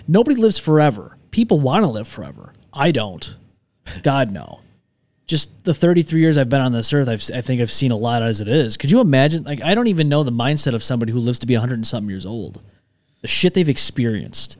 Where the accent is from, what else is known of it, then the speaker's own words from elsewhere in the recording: New York, United States; moved away; I'm from New York 'cause, oh, New York City, no, I've never been to New York City in my life